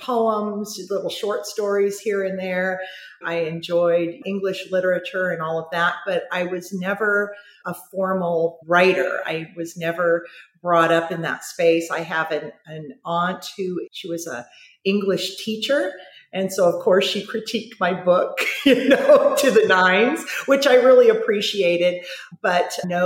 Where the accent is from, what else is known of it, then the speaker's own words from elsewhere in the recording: Huntington Beach, California, United States; also born or lived in San Diego, California; grew up in San Diego, good old, you know, American, large Catholic family. Moved up to the Huntington Beach area when I was about 6 or 7 years old.